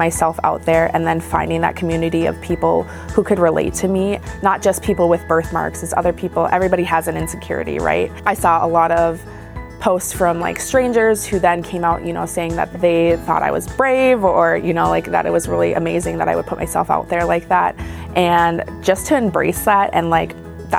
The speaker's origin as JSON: {"language": "English", "region": "northern Minnesota", "country": "United States", "tie": "born or raised there", "also_born_or_lived": "South Korea", "said": "I grew up in a very small town in northern Minnesota."}